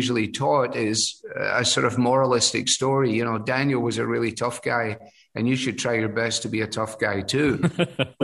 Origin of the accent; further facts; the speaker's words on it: Glasgow, Scotland, United Kingdom; moved away as an adult; also born or lived in Edinburgh; now in Cleveland, United States; Glasgow, my hometown, is only, you know, 40 minutes on the train from Edinburgh.